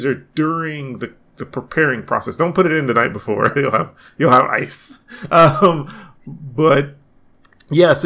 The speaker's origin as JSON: {"language": "English", "town": "Atlanta", "region": "Georgia", "country": "United States", "said": "grumpy Atlanteans like myself"}